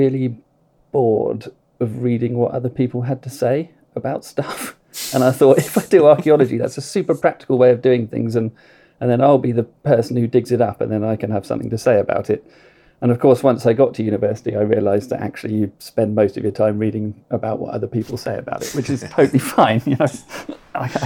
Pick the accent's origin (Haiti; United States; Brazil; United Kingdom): United Kingdom; Arundel, South East England; I grew up in Arundel in West Sussex